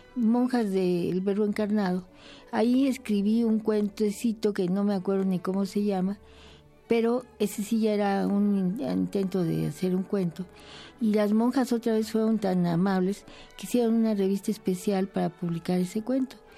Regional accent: Veracruz, Mexico; mi madre era veracruzana y yo nací en Veracruz

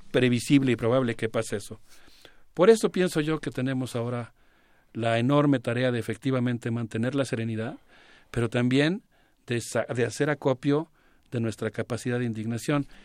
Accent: Mexico

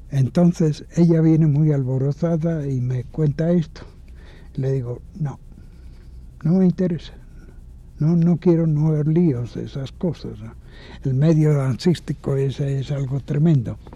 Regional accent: Mexico; no someterme a una visión plástica que querían imponerme para reconocerme como mexicano. Porque yo les decía, no, el rostro de México no está hecho.

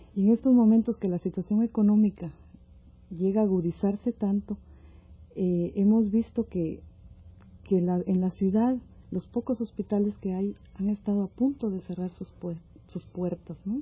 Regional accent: Mazatenango, Suchitepéquez, Guatemala; moved away as an adult; now in Mexico; Yo soy del sur de Guatemala, de un lugar que se llama Mazatenango.

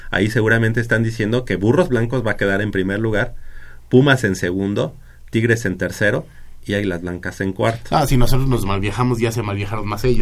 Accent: Mexico; somos eh, amigos, somos hermanos mexicanos

